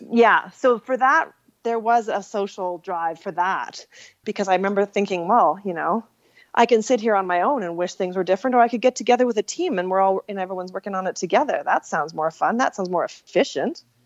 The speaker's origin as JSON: {"language": "English", "region": "Saskatchewan", "country": "Canada", "tie": "born or raised there", "moved": "yes", "said": "I grew up in Saskatchewan."}